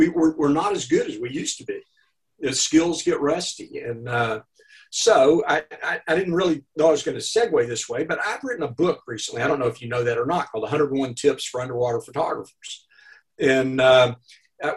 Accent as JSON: {"language": "English", "region": "Arkansas", "country": "United States", "accent": "Arkansas", "moved": "yes", "said": "My accent is from Arkansas"}